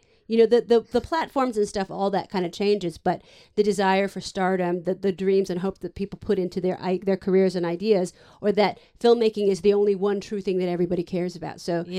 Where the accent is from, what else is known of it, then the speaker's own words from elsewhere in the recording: San Francisco, California, United States; now in Los Angeles, United States; I'm from San Francisco.